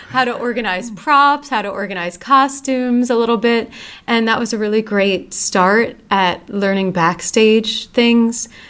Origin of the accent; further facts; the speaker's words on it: Voorhees, New Jersey, United States; I grew up in Voorhees